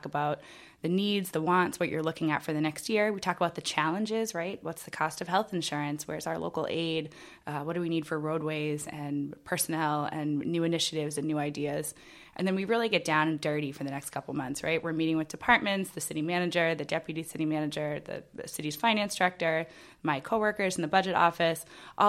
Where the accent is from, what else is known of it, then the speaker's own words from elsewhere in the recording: Groveland, Massachusetts, United States; now in Salem, United States; I grew up in Groveland, Massachusetts, which is